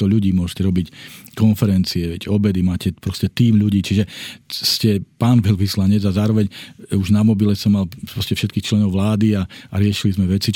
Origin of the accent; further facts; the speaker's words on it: Slovakia; doma na Slovensku